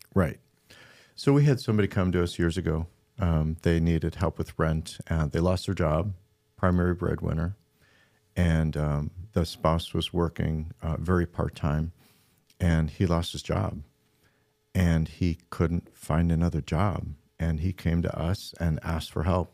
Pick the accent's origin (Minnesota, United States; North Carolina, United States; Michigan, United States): Michigan, United States; Midland; we're from Midland, Michigan.